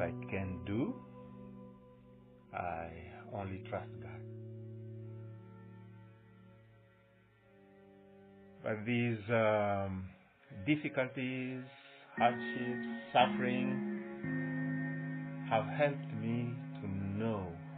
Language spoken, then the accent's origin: English; DR Congo; moved away as an adult; now in United States; my wife decided to leave my hometown with my kids